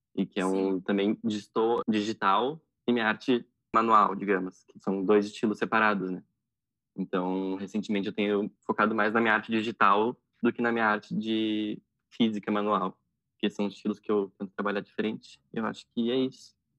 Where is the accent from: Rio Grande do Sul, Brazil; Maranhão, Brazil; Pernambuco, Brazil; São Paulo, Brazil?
Rio Grande do Sul, Brazil; Porto Alegre; Eu nasci em Porto Alegre e atualmente moro em Porto Alegre também.